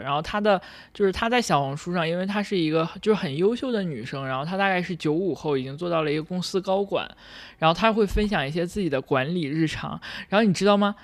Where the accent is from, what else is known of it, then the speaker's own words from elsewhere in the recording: China; 我是一个，呃，土生土长的大陆人